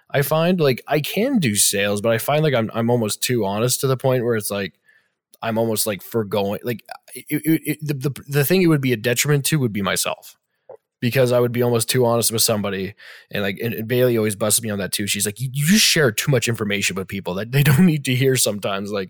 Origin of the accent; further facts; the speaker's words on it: Alberta, Canada; None of you are from there, and it's kind of like, well, I'm from Alberta